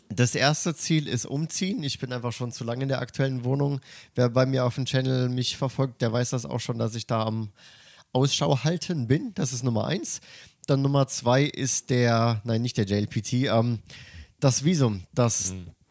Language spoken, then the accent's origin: German; Germany; now in Tokyo, Japan; bei uns in Deutschland